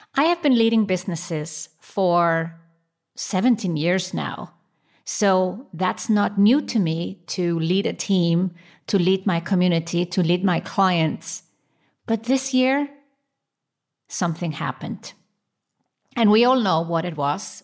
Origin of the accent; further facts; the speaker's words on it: Switzerland; my home country, Switzerland.